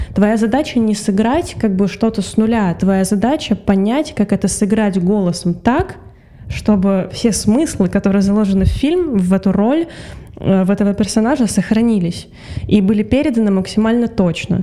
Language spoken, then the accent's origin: Russian; Russia; moved away as an adult; also born or lived in Saint Petersburg; now in Tbilisi, Georgia; я э, россиянка